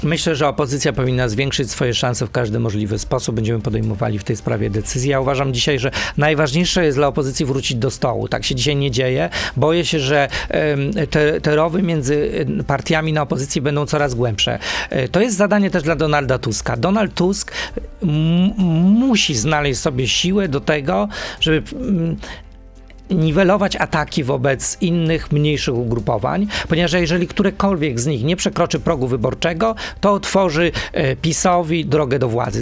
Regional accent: Krosno, Subcarpathian Voivodeship, Poland; moved away; Ja jestem chłopakiem z Krosna

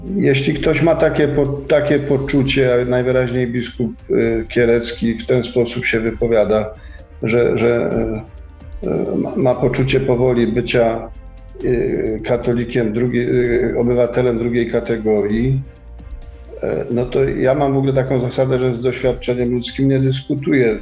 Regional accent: Kraków, Lesser Poland, Poland; moved away as an adult; now in Łódź, Poland; jak ktoś żył w Krakowie 54 lata

